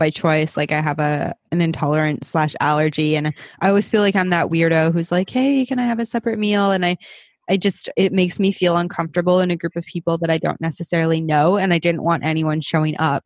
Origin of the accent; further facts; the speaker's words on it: Canada; we're both Canadian